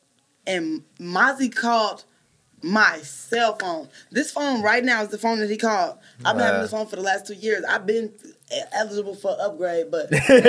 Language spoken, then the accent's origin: English; Richmond, California, United States; Where I grew up at. North Richmond.